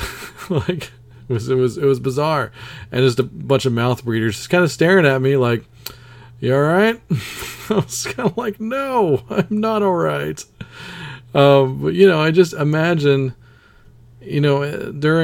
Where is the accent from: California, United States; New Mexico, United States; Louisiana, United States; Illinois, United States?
Louisiana, United States; Baton Rouge; moved away; I was born in Louisiana, born in Baton Rouge, Louisiana